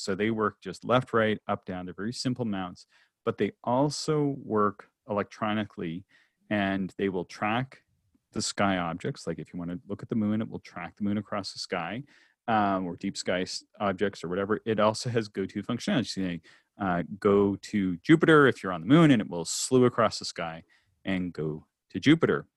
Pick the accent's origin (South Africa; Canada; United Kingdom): Canada; also born or lived in West Coast, United States; I'm a Canadian